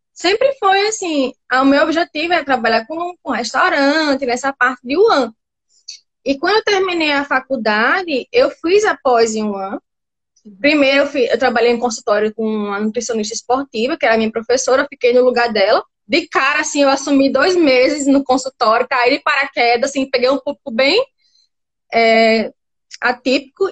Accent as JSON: {"language": "Portuguese", "town": "Natal", "region": "Rio Grande do Norte", "country": "Brazil", "said": "eu sou de Natal"}